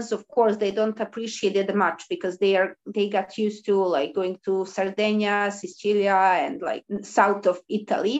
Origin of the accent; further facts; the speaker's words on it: Belgrade, Serbia; the people who were born in Belgrade, as I did, they usually stay with their parents for a long time, while others move because of going to university, and my university was in my hometown